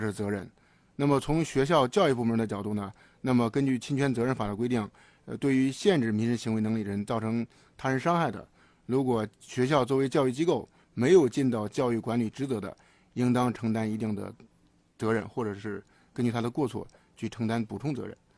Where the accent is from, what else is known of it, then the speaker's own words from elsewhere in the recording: Hebei, China; moved away; 我们老家河北省农村